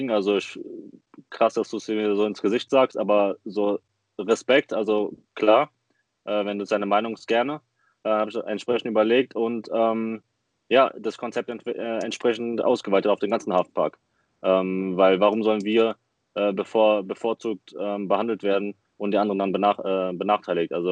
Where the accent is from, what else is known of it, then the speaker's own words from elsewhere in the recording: Frankfurt, Hesse, Germany; Ja, ähm, …, 21 aus Frankfurt, ähm, hier geboren. Ähm, meine Mom ist aus Brasilien, mein Vater ist ähm, halb Deutscher.